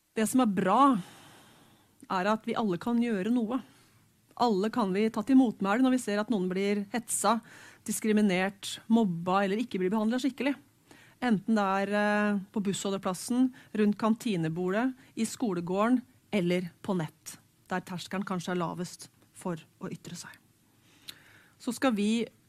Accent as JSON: {"language": "Norwegian", "town": "Hamar", "region": "Innlandet", "country": "Norway", "tie": "born or raised there", "said": "Jeg vokste opp på Hamar"}